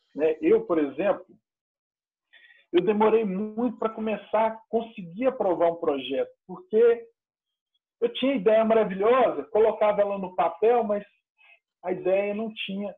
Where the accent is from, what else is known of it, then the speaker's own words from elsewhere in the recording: Patos de Minas, Minas Gerais, Brazil; moved away as an adult; now in Uberlândia, Brazil; eu sou de Patos de Minas, é uma cidade próxima a Uberlândia